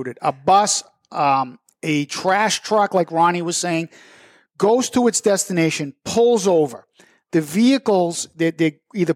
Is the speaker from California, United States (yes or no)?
no; Methuen, Massachusetts, United States; born and raised in Methuen